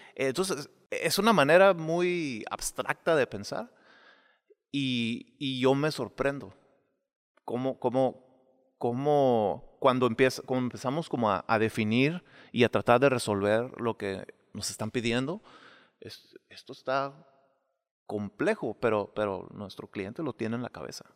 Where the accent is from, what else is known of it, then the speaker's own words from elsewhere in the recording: Mexicali, Baja California, Mexico; moved away; yo crecí en casas de bloque, yo crecí en Mexicali